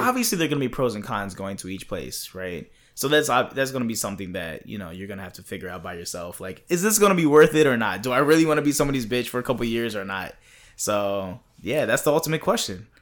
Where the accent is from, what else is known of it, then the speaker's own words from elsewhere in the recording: East Coast, United States; moved away; I'm from the East Coast